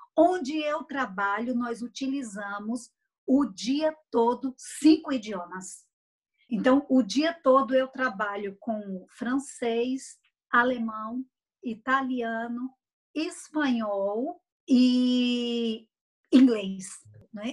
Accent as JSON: {"language": "Portuguese", "country": "Brazil", "moved": "yes", "lives_now": "Switzerland", "said": "como brasileira"}